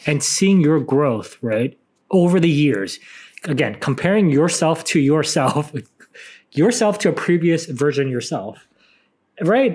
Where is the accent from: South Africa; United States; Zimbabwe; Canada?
United States; San Francisco, California; I'm from San Francisco